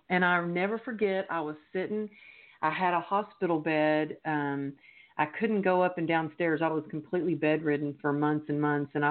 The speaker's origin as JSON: {"language": "English", "region": "Texas", "country": "United States", "moved": "yes", "lives_now": "Los Angeles, United States", "said": "I moved to Los Angeles from Texas because to be a professional dancer."}